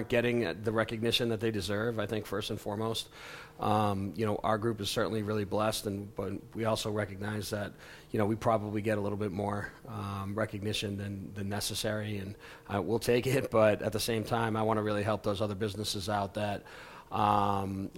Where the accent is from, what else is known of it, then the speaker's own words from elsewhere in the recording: small town near Worcester, Massachusetts, United States; now in Colorado, United States; I grew up in a small town in Massachusetts, about 65 miles west of Boston. The big city near us is Worcester